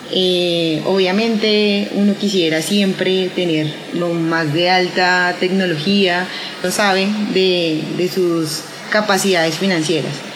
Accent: Colombia; los colombianos

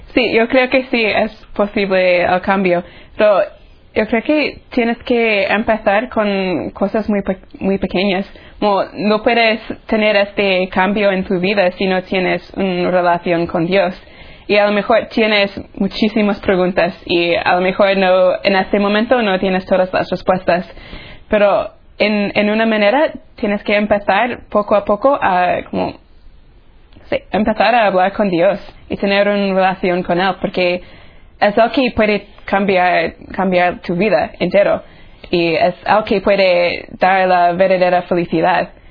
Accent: Tallahassee, Florida, United States; moved away as an adult; now in Rome, Italy; soy de Tallahassee, Florida

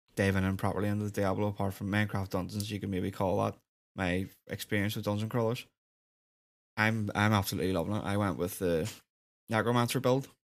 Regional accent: Northern Ireland, United Kingdom

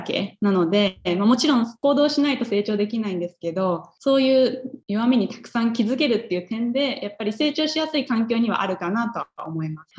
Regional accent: Japan; moved away as an adult; now in Minnesota, United States; もう私はずっと日本で生まれ育ってきたので

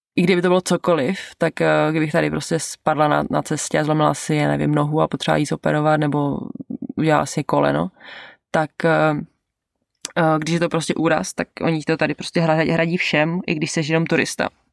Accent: Czechia; moved away as an adult; also born or lived in Canada; now in New Zealand; do toho Česka jako domů

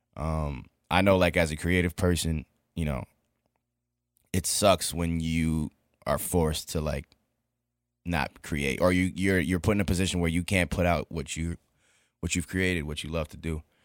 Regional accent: New York, United States; as a New Yorker

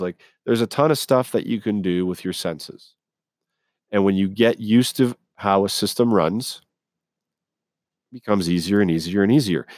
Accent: Scotland, United Kingdom; now in Canada; I was born in Scotland overseas. Okay. So I've grown up around Scottish, English, Irish.

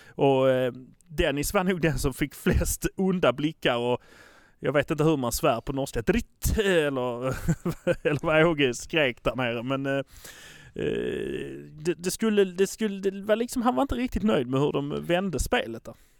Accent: Malmö, Skåne, Sweden; vi är från Malmö

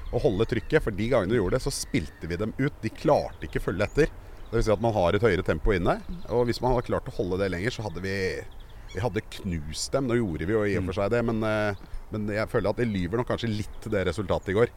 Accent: Oslo, Norway; also born or lived in Sagene, Oslo; Jeg er fra Kjelsås.

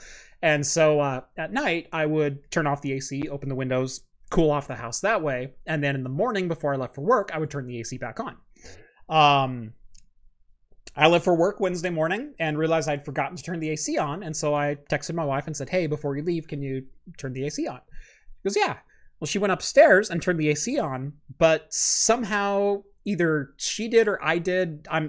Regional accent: Eugene, Oregon, United States; I live in Oregon. I was born in Eugene.

